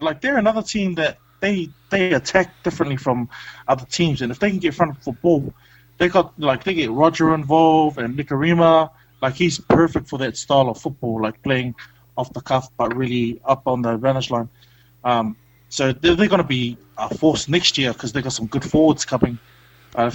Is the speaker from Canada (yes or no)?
no; New Zealand; now in Gold Coast, Australia; being a Kiwi over here